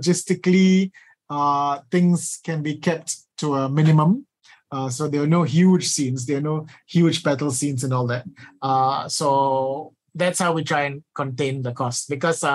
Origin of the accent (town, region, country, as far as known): Malaysia